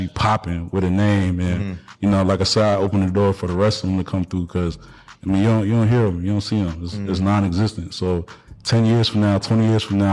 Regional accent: Atlanta, Georgia, United States; also born or lived in Washington, D.C. / Baltimore / Arizona; I grew up in Atlanta

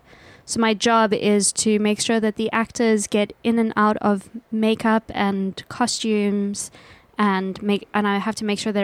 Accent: South Africa; I am a South African.

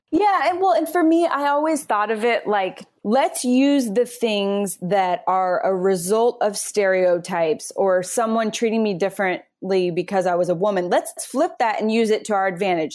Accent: Phoenix, Arizona, United States; moved away as an adult; also born or lived in New York City; I grew up in Phoenix

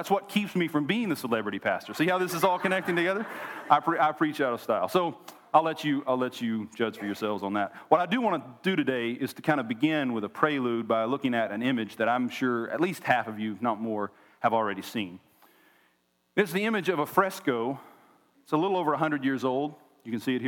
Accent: Oklahoma, United States; moved away as an adult; now in Tennessee, United States; We were both born and raised in Oklahoma

